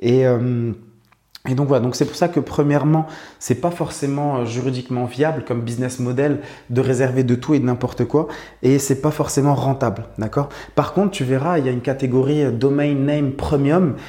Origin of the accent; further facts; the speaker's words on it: Morocco; j'habite au Maroc, je suis né au Maroc, j'ai grandi au Maroc.